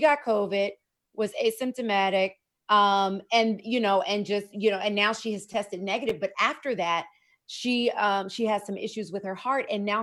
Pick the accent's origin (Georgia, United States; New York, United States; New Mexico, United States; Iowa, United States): Georgia, United States; Decatur; I grew up in DeKalb County in Decatur